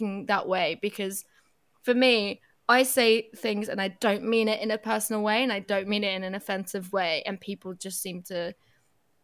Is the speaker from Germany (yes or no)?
yes; Germany; now in United Kingdom; I'm half Portuguese, half Turkish, and that, like, I grew up in Germany